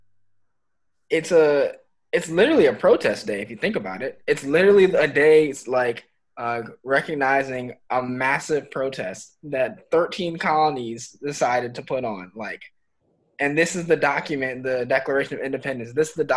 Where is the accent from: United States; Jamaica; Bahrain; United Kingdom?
United States; I'm American